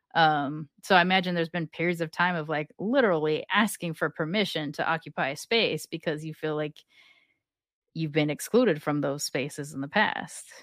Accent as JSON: {"language": "English", "town": "Long Beach", "region": "California", "country": "United States", "tie": "born or raised there", "said": "I grew up in Long Beach."}